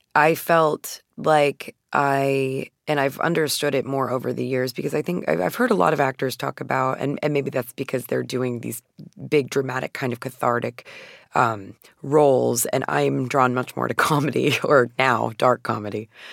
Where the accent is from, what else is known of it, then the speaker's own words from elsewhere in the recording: Phoenix, Arizona, United States; I'm from Phoenix, Arizona, and, uh, I was born in nineteen eighty-eight, so the majority of my childhood took place in the nineties